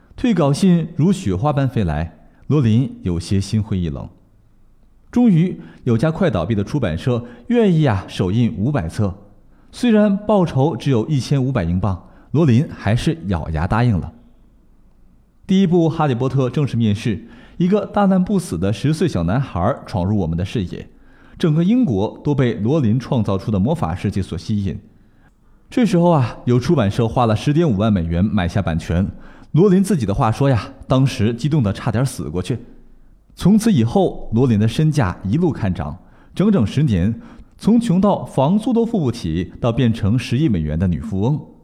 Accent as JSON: {"language": "Chinese", "country": "China", "said": "我们中国人"}